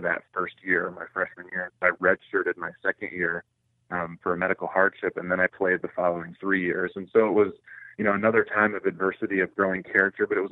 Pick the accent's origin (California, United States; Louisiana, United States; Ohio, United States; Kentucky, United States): Ohio, United States; Orrville; growing up in a small town in Northeast Ohio, it was a sports-crazed town. So my hometown is the hometown of Bobby Knight